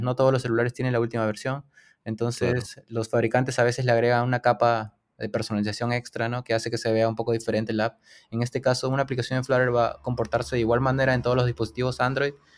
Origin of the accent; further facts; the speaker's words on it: Lima, Peru; soy de Lima, Perú